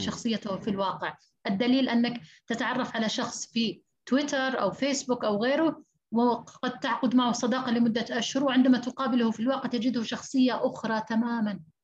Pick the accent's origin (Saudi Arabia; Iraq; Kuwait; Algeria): Saudi Arabia; عندنا في السعودية